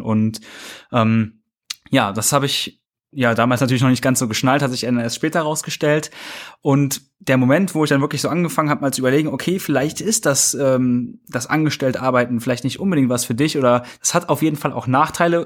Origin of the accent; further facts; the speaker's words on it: Kassel, Hesse, Germany; ich komme aus Kassel, hier ist ein sehr, sehr großes Werk von Volkswagen